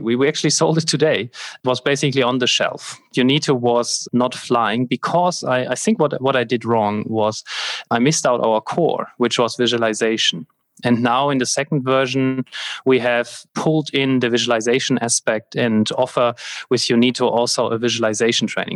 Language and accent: English; Germany; the fire brigade in my hometown here